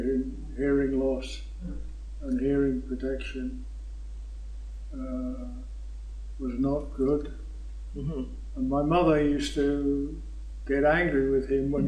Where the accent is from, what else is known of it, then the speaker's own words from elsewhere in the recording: Burton-on-Trent, West Midlands, United Kingdom; also born or lived in Fort McMurray, Canada; now in Bolton, Canada; I was born in Burton-on-Trent, Staffordshire, Midlands in England